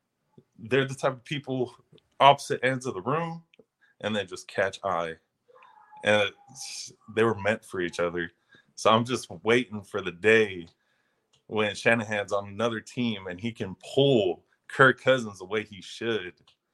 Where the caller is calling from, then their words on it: Bakersfield, California, United States; It's Bakersfield, California.